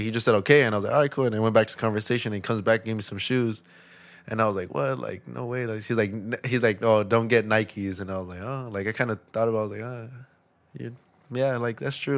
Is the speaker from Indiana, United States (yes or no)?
no; Los Angeles, California, United States; also born or lived in Lynwood, California; I grew up in East L